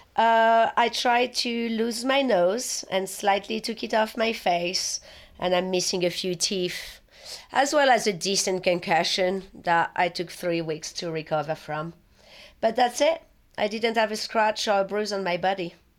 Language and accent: English; Paris, Île-de-France, France; English is a second language; moved away as an adult; also born or lived in London, United Kingdom; now in United States; I was born in Paris, and I was born and raised there, and I was there all the way until my twenty-second or twenty-third birthday